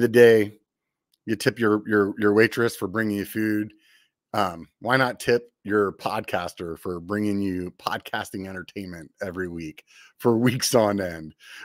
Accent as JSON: {"language": "English", "region": "Pennsylvania", "country": "United States", "tie": "born or raised there", "moved": "yes", "lives_now": "Northern California, United States", "said": "I grew up back east in Pennsylvania"}